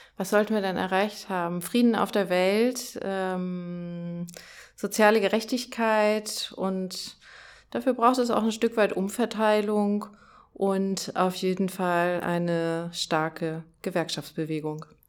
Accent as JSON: {"language": "German", "area": "Dithmarschen", "region": "Schleswig-Holstein", "country": "Germany", "moved": "as an adult", "lives_now": "Hamburg, Germany", "said": "ich komme ja eher aus Dithmarschen"}